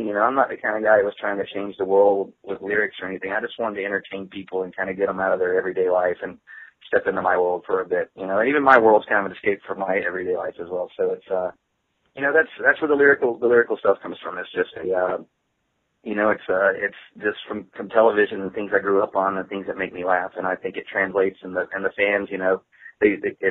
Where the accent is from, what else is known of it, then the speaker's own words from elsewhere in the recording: the South, United States; I grew up in the South